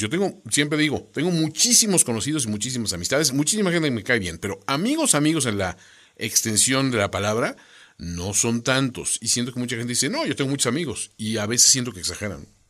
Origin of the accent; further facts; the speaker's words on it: Mexico; como mexicanos